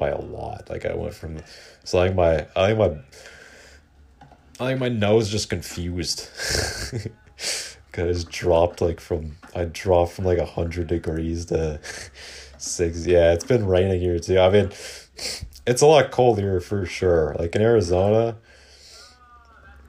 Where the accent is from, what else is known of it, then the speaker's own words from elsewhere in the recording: Canada; I'm Canadian